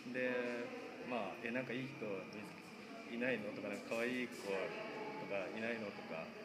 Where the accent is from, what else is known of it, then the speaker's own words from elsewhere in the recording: Saitama, Japan; moved away as an adult; now in Akita, Japan; 自分 埼玉から来てるんですね